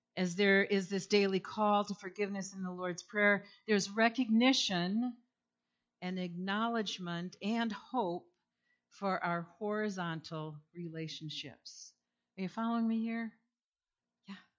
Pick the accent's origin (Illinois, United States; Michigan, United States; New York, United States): Michigan, United States; east side of; now in Holland, United States; I grew up, however, on the east side of the state, so Holland was a second home to me